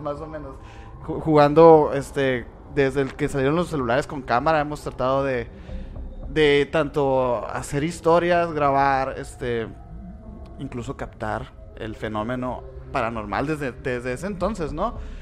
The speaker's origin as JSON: {"language": "Spanish", "region": "Sonora", "country": "Mexico", "said": "somos de Sonora"}